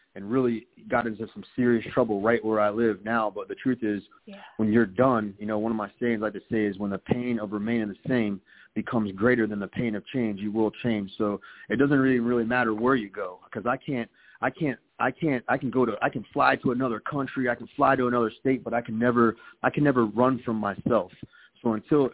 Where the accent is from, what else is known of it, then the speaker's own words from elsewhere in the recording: Palm Beach County, Florida, United States; also born or lived in Jacksonville, Florida; I was born in Jacksonville, Florida, but I was raised right here in Palm Beach County.